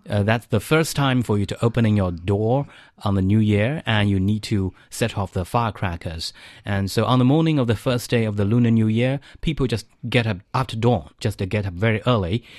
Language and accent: English; Zhejiang, China; moved away as an adult; now in Beijing, China; in South China, especially in my hometown, in eastern China's, like, uh, Coastal Zhejiang